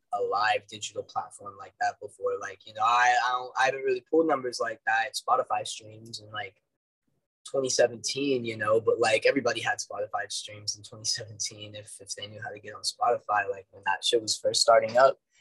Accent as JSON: {"language": "English", "town": "Dallas", "region": "Texas", "country": "United States", "said": "I'm from Dallas"}